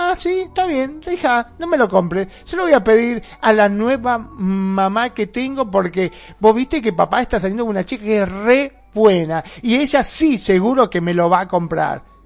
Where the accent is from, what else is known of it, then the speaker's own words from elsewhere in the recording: Mar del Plata, Buenos Aires Province, Argentina; acá en Mar de Plata, de donde soy yo